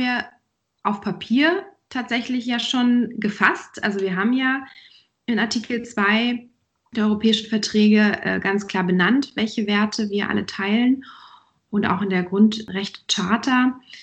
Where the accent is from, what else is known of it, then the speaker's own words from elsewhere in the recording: Germany; bei uns in Deutschland